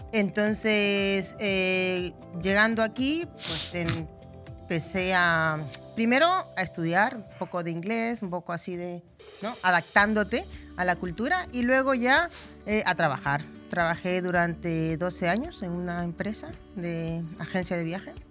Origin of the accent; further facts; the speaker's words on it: Ecuador; moved away as an adult; now in Benidorm, Spain; soy de Ecuador, pero vivo 20 años aquí en Benidorm